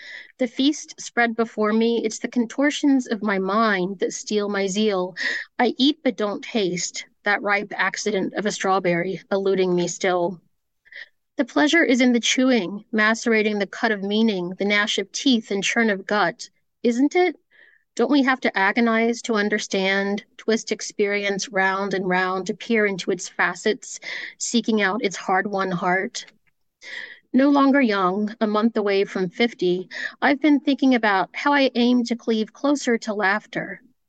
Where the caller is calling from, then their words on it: Maryland, United States; Yeah, I'm from Maryland.